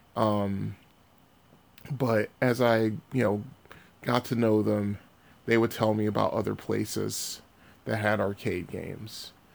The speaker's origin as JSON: {"language": "English", "town": "Bridgeport", "region": "Connecticut", "country": "United States", "tie": "born or raised there", "said": "I was born and raised in Bridgeport, Connecticut"}